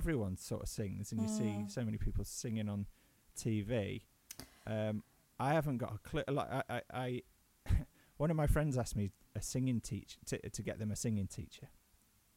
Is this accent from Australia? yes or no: no; Birmingham, West Midlands, United Kingdom; Growing up in Birmingham, which is where I was raised